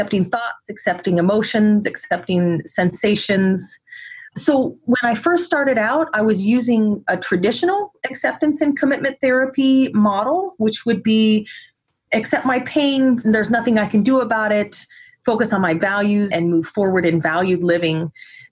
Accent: Midwest, United States; now in Oregon, United States; I was raised in the Midwest and then moved out to Oregon

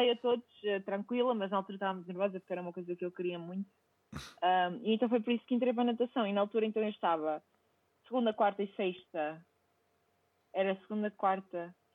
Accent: Seixal, Setúbal, Portugal; porque depois eu sou de Seixual, mas uh, a minha mãe faleceu quando eu tinha 11 anos e eu fui então criada por pessoas uh, que, que, vivem em Costuma

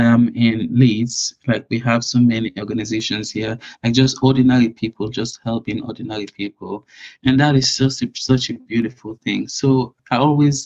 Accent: Sierra Leone; now in United Kingdom; I was born in Sierra Leone

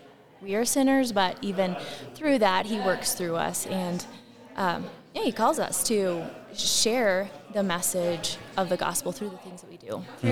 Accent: Rapid City, South Dakota, United States; I'm from Rapid City, South Dakota.

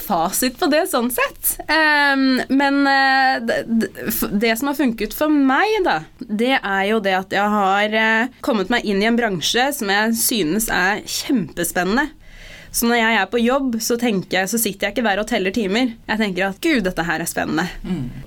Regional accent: Norway; som en mørkhudet person født og oppvokst i Norge

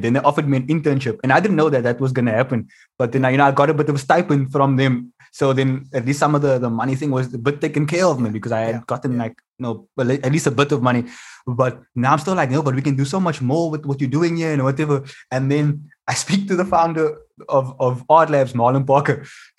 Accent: Mitchell's Plain, Western Cape, South Africa; So I always want people to know where I'm from. Just so you understand why we're doing this lotto thing. And there's a guy in the crowd. I say, so I'm from the Cape Flats, Mitchell's Plain.

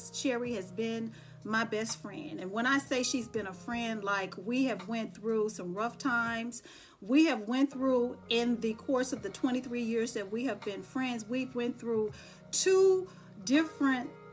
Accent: Dallas, Texas, United States; moved away; when I'm in Dallas, because I'm from Dallas, Texas

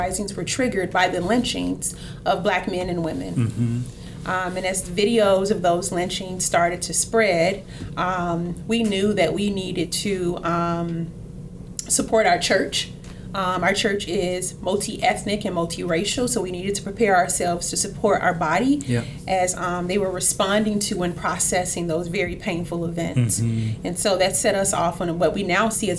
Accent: Chicago, Illinois, United States; moved away; I'm originally from Chicago, from the west side of Chicago, the best side of Chicago

